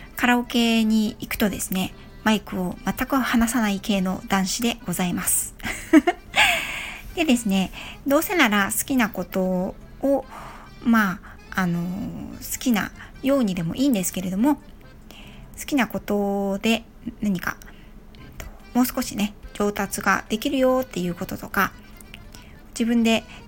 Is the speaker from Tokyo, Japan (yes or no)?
no; Yokohama, Kanagawa, Japan; 横浜市民なので